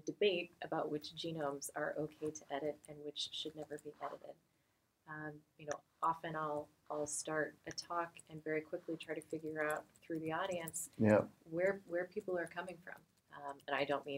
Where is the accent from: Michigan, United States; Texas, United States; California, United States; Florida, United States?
Texas, United States; I'm from Texas